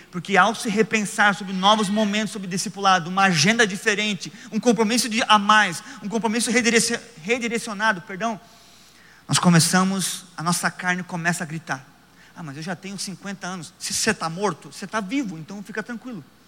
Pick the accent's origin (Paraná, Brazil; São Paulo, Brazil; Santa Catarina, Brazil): Santa Catarina, Brazil; Joinville; moved away as an adult; now in Curitiba, Brazil; Eu moro em Curitiba. Eu nasci em Joinville. Trinta anos da minha vida eu estive em Joinville.